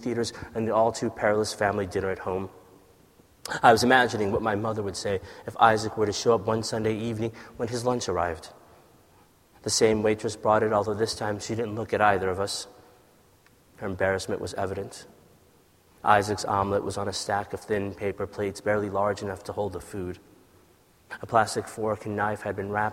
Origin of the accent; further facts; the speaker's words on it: United States; also born or lived in Ethiopia; we left Ethiopia and came to America, and the sort of divide in those experiences of like growing up in America